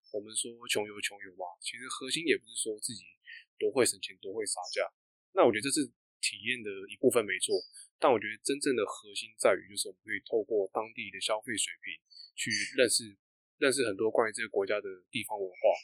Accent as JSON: {"language": "Chinese", "country": "Taiwan", "said": "我是台湾人"}